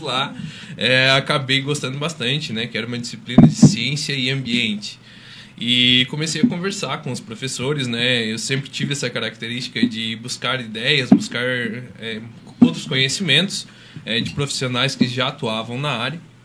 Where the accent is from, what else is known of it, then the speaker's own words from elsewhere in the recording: São Joaquim, Santa Catarina, Brazil; also born or lived in Rio do Sul; Eu sou da Serra, sou serrano, sou de São Joaquim.